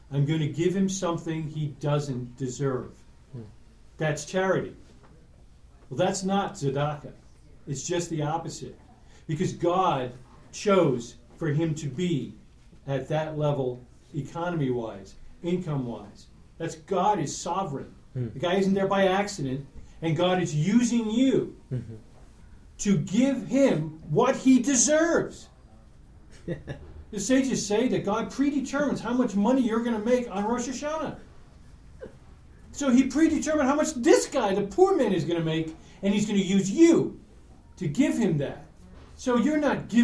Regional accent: United States; our perspective growing up in America

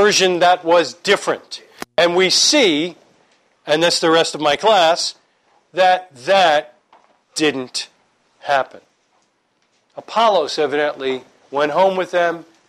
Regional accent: New York, United States; I'm from New York.

